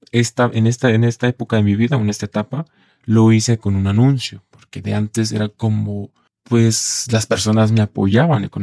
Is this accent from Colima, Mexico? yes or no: yes; Colima, Mexico; now in Mexico City, Mexico; justo yo soy de Colima, el estado de Colima, y pues llegué aquí a la Ciudad de México por mejorar en cuanto a a la parte laboral sobre todo